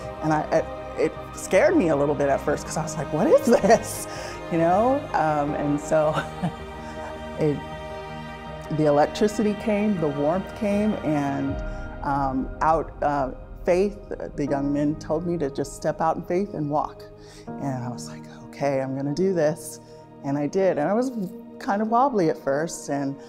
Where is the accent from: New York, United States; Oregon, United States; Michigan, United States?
Oregon, United States; Salem; now in Corvallis, United States; I was born in Salem, Oregon, and I'm currently living in Corvallis, Oregon right now